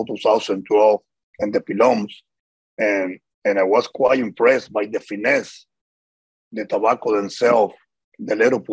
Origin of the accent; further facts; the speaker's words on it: Havana, Cuba; moved away as an adult; now in Miami, United States; we grew up there in Cuba